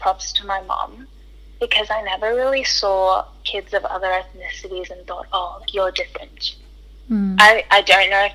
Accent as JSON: {"language": "English", "town": "Hackensack", "region": "New Jersey", "country": "United States", "tie": "born or raised there", "moved": "yes", "lives_now": "Australia", "said": "I was born in America. I was born in Hackensack, New Jersey."}